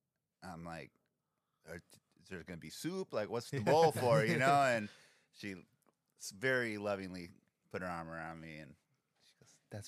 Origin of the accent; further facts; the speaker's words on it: St. Petersburg, Florida, United States; moved away; also born or lived in Englewood; I was born in Englewood. My dad's side of the family worked for Hughes Aircraft, and but I spent my school years in the south with my mom in St. Petersburg, Florida. and she was more like came from hillbillies. We had a lot of family in West Virginia